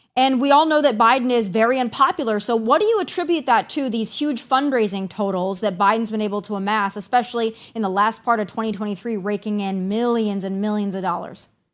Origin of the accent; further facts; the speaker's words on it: South Dakota, United States; now in Tennessee, United States; those of us who are born and raised in South Dakota are very familiar with Christy Nome